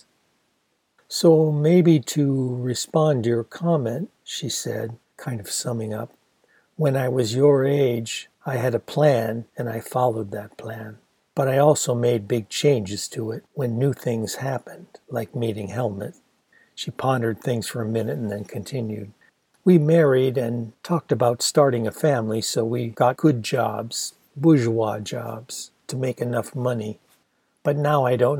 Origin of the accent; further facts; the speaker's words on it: Ann Arbor, Michigan, United States; a big progressive university town like my hometown of Ann Arbor